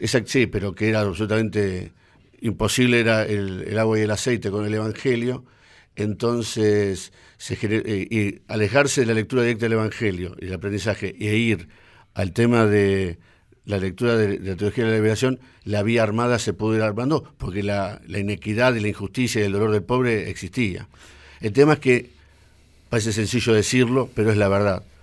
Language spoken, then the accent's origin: Spanish; Lomas de Zamora, Buenos Aires Province, Argentina; nací en Loma de Zamora. Ajá. Eh, en 1959, hijo de padres asturianos, o sea, soy primera generación de argentinos